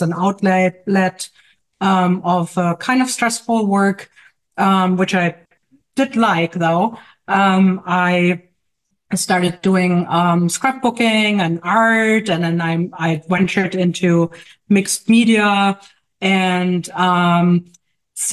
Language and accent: English; Germany; moved away as an adult; now in Jersey City, United States; As you may hear from my accent, I may live in Jersey City, in New Jersey. But I'm actually from Germany. I only lived for 10 years in the U.S.